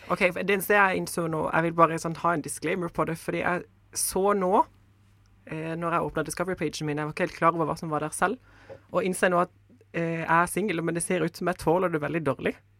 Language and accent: Norwegian; Kristiansand, Agder, Norway; når jeg vokste opp i Kristiansand